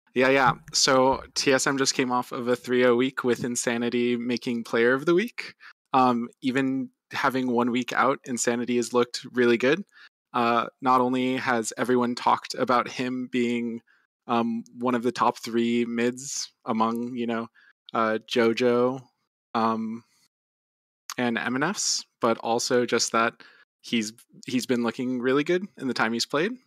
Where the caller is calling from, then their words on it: Tampa, Florida, United States; I'm calling from Tampa, Florida